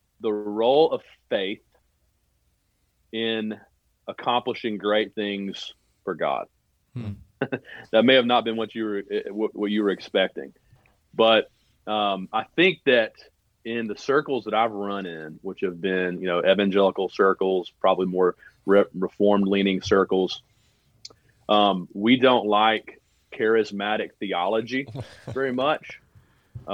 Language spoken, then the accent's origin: English; Birmingham, Alabama, United States; now in Murfreesboro, United States; I grew up in Birmingham, Alabama.